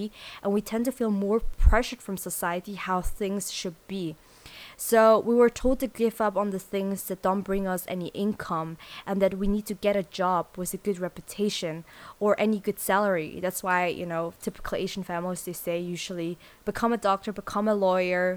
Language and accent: English; Switzerland; also born or lived in South Korea / Sydney, Australia; I moved to Switzerland, and that's where I grew up. I went there to school